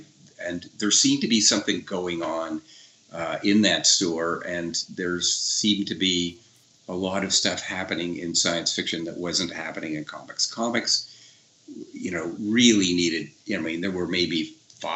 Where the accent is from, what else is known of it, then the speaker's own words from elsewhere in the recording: Ottawa, Ontario, Canada; now in Toronto, Canada; I'm from Ottawa